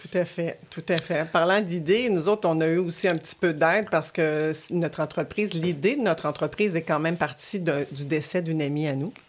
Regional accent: Quebec City, Quebec, Canada; also born or lived in Rimouski, Bas-Saint-Laurent; je, je, suis venue habiter à Québec avec ma famille à l'âge de 6 ans

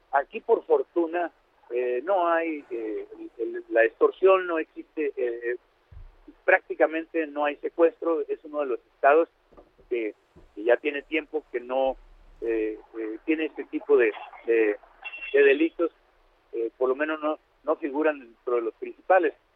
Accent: Badiraguato, Sinaloa, Mexico; also born or lived in Culiacán; Soy de Badiraguato

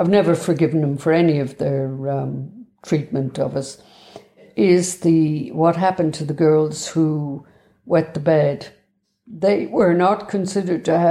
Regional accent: Cork, Munster, Ireland; I was born in the Bessborough Mother and Baby Institution in Cork

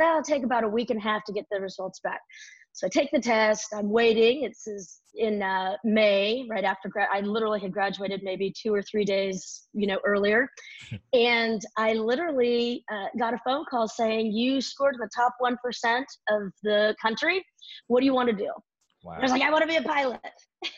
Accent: right outside of San Francisco, Northern California, United States; I was born and raised in Northern California, right outside of San Francisco here

